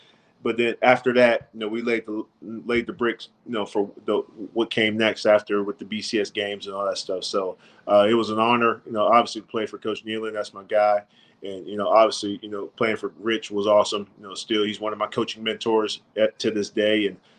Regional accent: West Virginia, United States; say I'm from West Virginia, I go to Oregon, you know, and I'm just in love with the uniforms

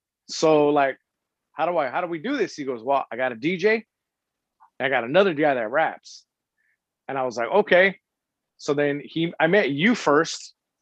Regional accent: San Diego, California, United States; I was from Paradise Hills

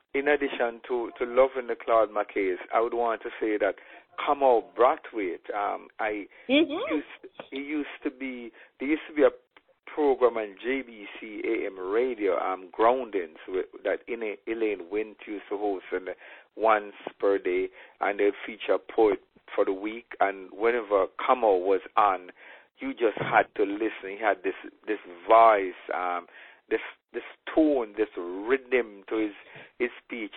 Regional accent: Saint Catherine, Jamaica; moved away; also born or lived in Westmoreland, Jamaica / Clarendon, Jamaica / St. Elizabeth, Jamaica; finally ended up growing up in St. Catherine, a little district named Central Village.

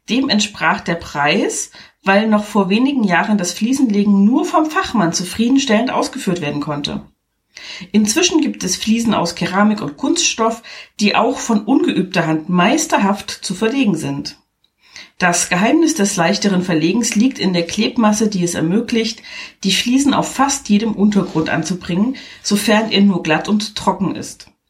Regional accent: Germany; Fun Fact, ich komme ja nur aus der DDR und da wurde ja viel schwarz gearbeitet.

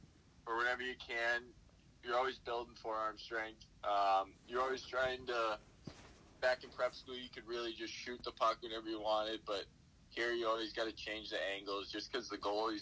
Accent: Boston, Massachusetts, United States; I grew up going to the bean pot. I grew up doing all those things

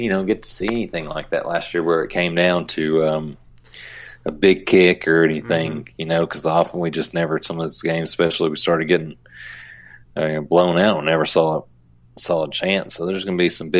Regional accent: Smackover, Arkansas, United States; I grew up in Smackover, only about 20 minutes from Camden

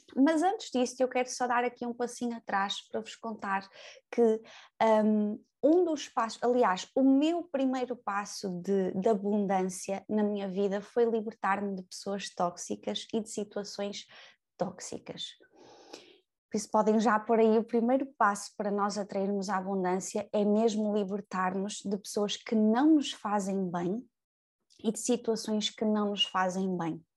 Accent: Braga, Norte, Portugal; moved away as an adult; now in Lisbon, Portugal; eu sou natural de Braga, eu venho para Lisboa e venho sozinha.

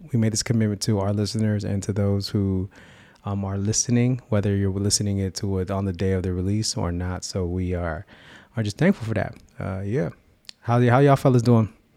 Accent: California, United States; sharing our faith experience growing up in the seven oh seven and beyond.

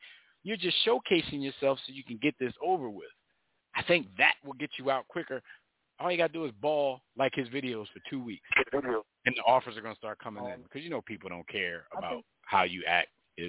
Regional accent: Philadelphia, Pennsylvania, United States; we're from Philly.

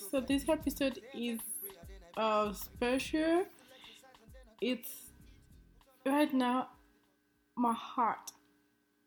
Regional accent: Nigeria; moved away; my home country, in Nigeria

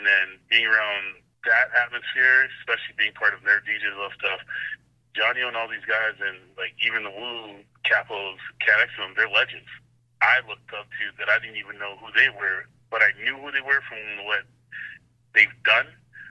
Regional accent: Canada; Like, and especially being a Canadian DJ, that's a lot of love.

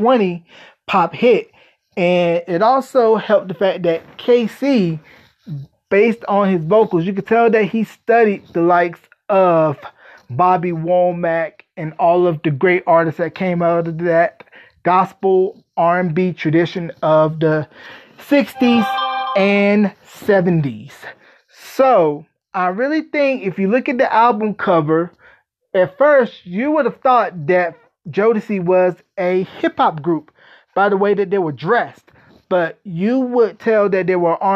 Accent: North Carolina, United States; the great state of North Carolina, my home state.

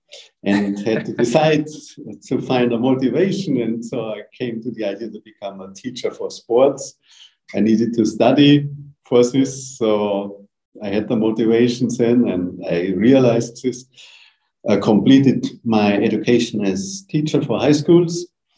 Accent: Munich, Bavaria, Germany; I'm from Germany, from Munich in the south of Germany.

